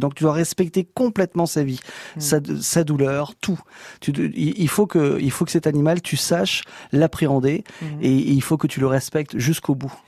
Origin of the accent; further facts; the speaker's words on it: Breton, Brittany, France; je suis breton.